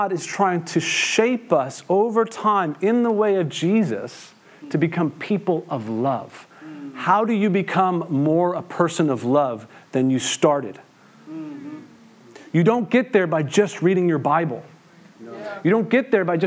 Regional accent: Western Massachusetts, United States; I grew up here in Western Massachusetts

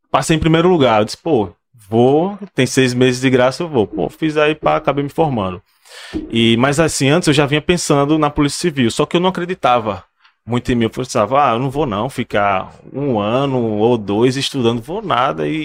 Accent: Maceió, Alagoas, Brazil; também sou alagoano

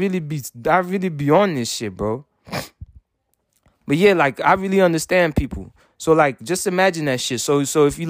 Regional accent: United States; I'm American

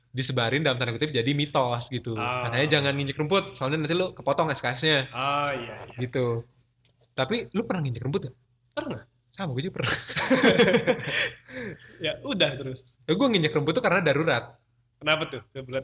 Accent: Bandung, West Java, Indonesia; walaupun gue orang Bandung gue pun kadang nggak tahu uh, lokasi

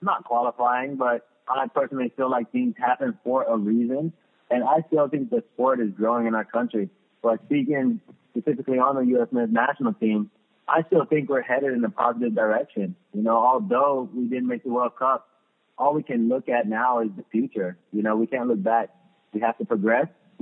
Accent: Los Angeles, California, United States; moved away as an adult; also born or lived in Redondo Beach, California; now in Columbus, United States; that was my hometown team

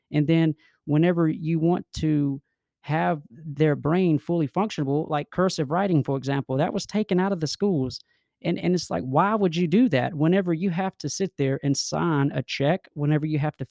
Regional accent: Fairfield County, South Carolina, United States; I'm from Fairfield County, and my office is down here in Columbia

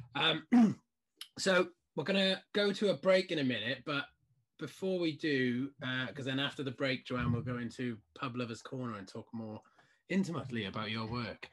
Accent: South Wales, United Kingdom; moved away; I'm from South Wales originally

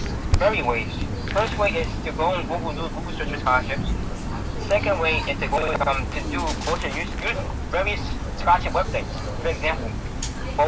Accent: New York City, New York, United States; I'm from Harlem, New York

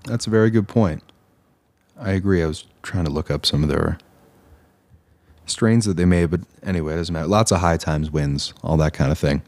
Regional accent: Eastern Canada, Canada; moved away; also born or lived in Ontario; I hail from Eastern Canada

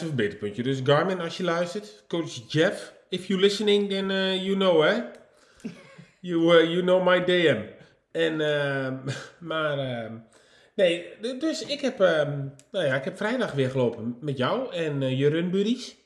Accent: Nijverdal, Overijssel, Netherlands; moved away; ik kom van oorsprong uit Nijverdal

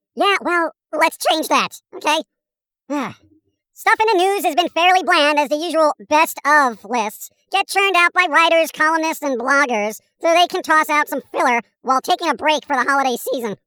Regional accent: United Kingdom; here I am, you know, as a Brit

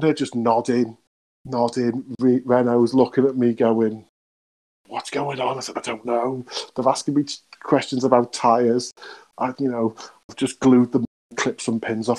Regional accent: United Kingdom; because we are British and we are a bit nice like

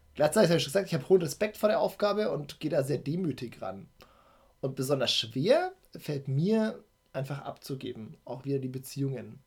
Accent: Nuremberg, Bavaria, Germany; Ich bin in Nürnberg geboren, ähm, mhm. bin Franke, ja, der hier auch gerne lebt.

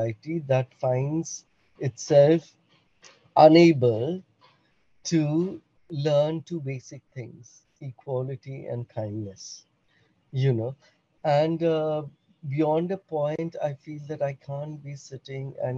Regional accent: Bhutan; moved away; I'm born and brought up in Bhutan

